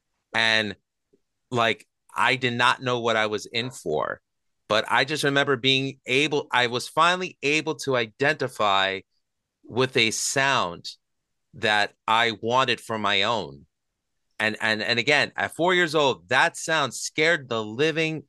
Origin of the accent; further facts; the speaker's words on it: New York City, New York, United States; I grew up in Astoria, Queens, which, you know, the borough of Queens in New York City